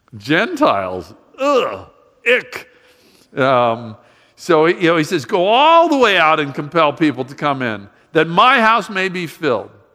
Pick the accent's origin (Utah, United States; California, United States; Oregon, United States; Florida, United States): Florida, United States; Miami; I grew up in Miami